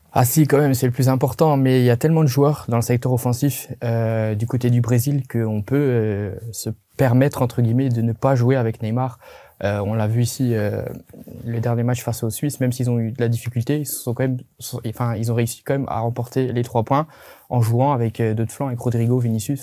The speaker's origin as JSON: {"language": "French", "country": "Belgium", "said": "en tant que Belge"}